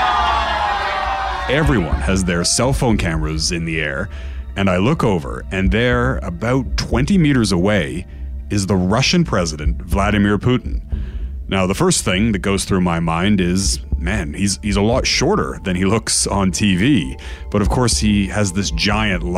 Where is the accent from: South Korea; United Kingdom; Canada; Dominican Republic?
Canada; moved away as an adult; now in Europe; I've been working as a Canadian journalist based in Europe for about 5.5 years.